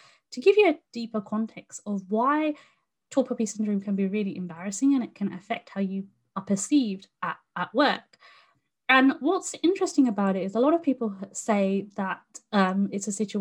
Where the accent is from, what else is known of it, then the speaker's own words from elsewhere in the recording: United Kingdom; I was born in, you know, the UK